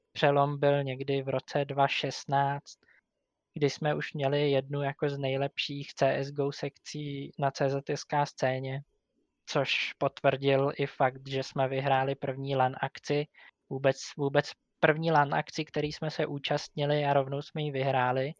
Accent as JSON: {"language": "Czech", "town": "Říčany", "region": "Central Bohemian Region", "country": "Czechia", "said": "Jsem z Říčan"}